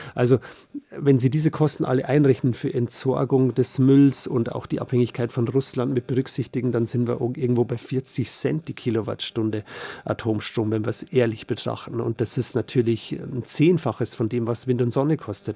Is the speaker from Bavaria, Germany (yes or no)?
yes; Bavaria, Germany; bei uns in Bayern